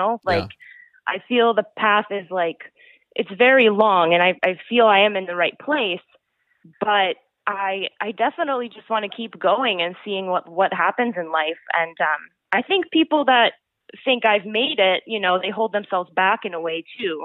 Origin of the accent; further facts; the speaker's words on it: North Carolina, United States; also born or lived in Canada; now in New York, United States; me coming from North Carolina